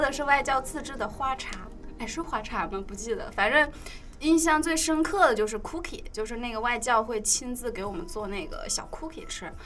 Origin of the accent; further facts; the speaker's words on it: Hubei, China; 我们老家那边，我们过年不吃饺子，我是湖北人